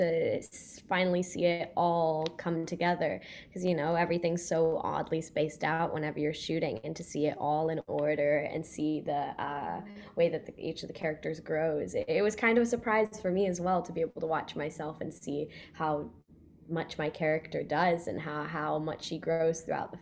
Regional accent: Grapevine, Texas, United States; moved away; also born or lived in Los Angeles; I'm from Texas

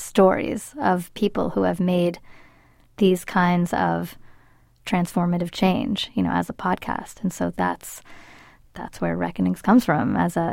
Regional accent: North Bay, California, United States; first language Spanish; English is a second language; I grew up in the North Bay

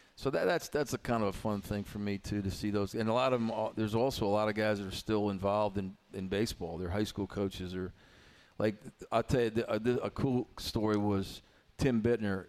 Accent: New York, United States; now in Blacksburg, United States; I grew up in New York in the in the 70s and 80s

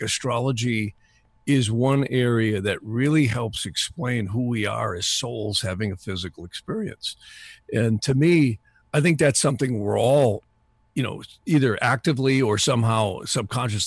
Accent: North Woods, Wisconsin, United States; I grew up in the North Woods in Wisconsin.

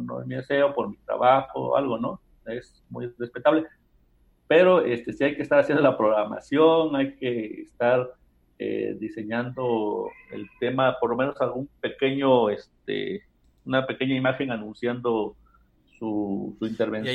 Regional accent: Mexico; todos los mexicanos sabemos muchas groserías.

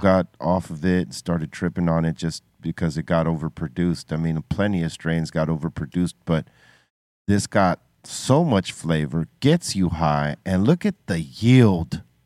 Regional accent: United States; as an American

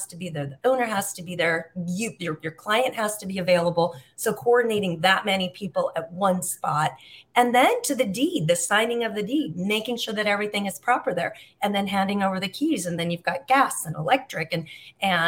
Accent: Huntington Beach, California, United States; moved away as an adult; now in Algarve, Portugal; I grew up in Southern California. We lived in Huntington Beach

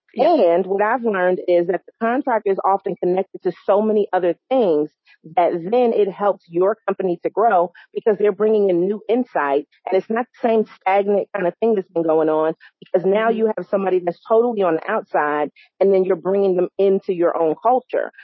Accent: New York, United States; now in North Carolina, United States; I am from New York

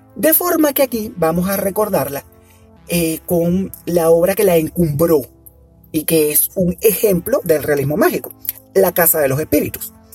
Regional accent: Venezuela; en Venezuela, en mi país

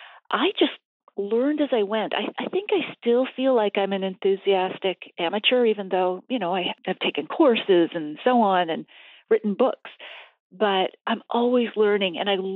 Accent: East Coast, United States; I grew up in the East Coast, Scottish family, so it was beer and whiskey on the table.

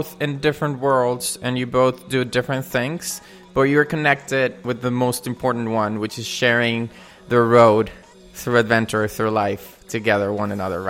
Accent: Venezuela; now in Orlando, United States; since I'm originally from Venezuela as well

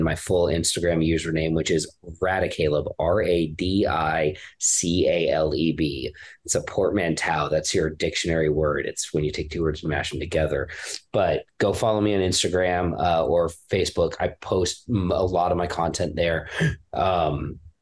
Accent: Los Angeles, California, United States; moved away; I'm actually from California just a million years ago. Yeah, I grew up

